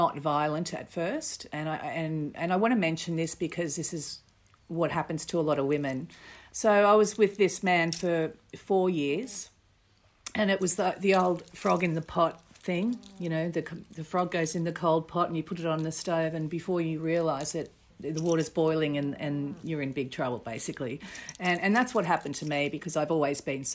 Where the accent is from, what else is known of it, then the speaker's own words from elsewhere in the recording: Botany, New South Wales, Australia; I grew up in Botany, in New South Wales